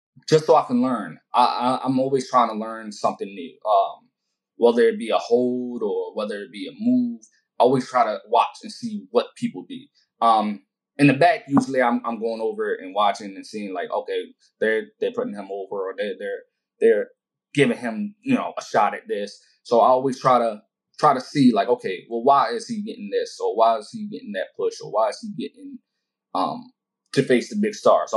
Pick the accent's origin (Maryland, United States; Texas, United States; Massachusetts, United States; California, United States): Maryland, United States; Baltimore; I'm from Baltimore.